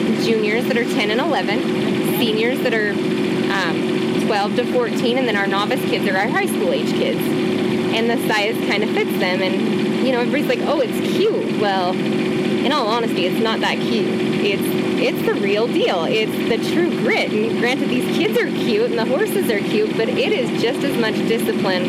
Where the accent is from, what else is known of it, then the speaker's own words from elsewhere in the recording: Montana, United States; Born and raised in Montana, my grandparents ranched south of Whitehall in Waterloo, Montana